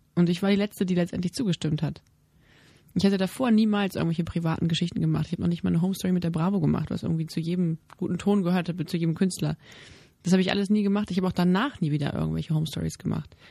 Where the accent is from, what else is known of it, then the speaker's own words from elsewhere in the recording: Germany; als Mutter und auch als, als Deutsche, als Bürger